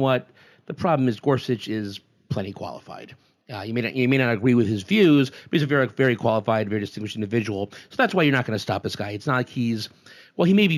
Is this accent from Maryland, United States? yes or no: no; Wallingford, Connecticut, United States; My hometown of Wallingford, Connecticut